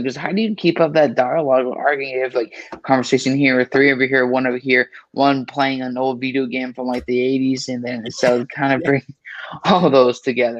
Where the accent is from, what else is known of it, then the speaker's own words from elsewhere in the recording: Brooklyn, New York, United States; Oh, I'm from Brooklyn.